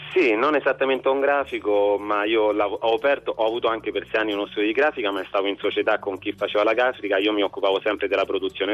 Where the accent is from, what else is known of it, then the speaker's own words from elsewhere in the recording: Rome, Lazio, Italy; sono nato e vivo a Roma